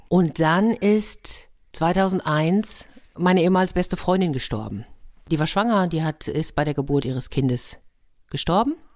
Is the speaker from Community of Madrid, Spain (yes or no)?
yes; Madrid, Community of Madrid, Spain; moved away; Da habe ich gedacht, ich komme aber doch aus Madrid. Ich habe doch schon eine große Stadt hinter mir.